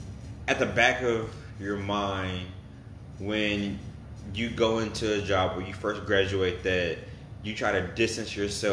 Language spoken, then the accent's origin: English; Texas, United States; we're all from Texas